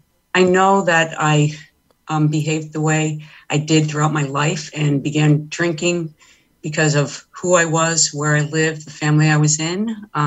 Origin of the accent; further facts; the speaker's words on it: Stamford, Connecticut, United States; Well, I was raised in Stamford, and I was one of six children, the first of three girls after three boys.